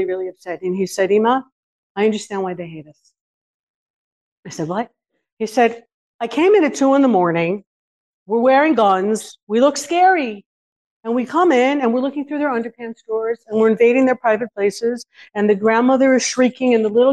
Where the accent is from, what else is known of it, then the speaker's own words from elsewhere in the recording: California, United States; now in Israel; I grew up in California in the 70s